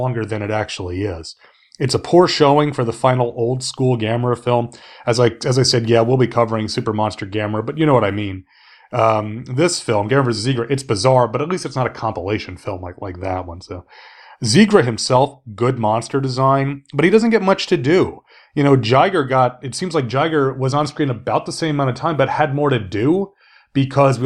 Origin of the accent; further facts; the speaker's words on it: South Carolina, United States; I'm from South Carolina